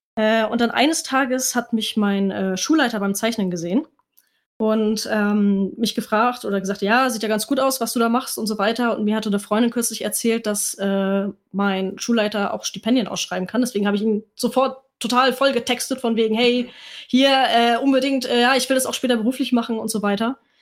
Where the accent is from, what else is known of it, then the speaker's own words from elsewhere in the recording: Kiel, Schleswig-Holstein, Germany; now in Hamburg, Germany; ich komme ursprünglich aus Kiel, lebe jetzt aber in Hamburg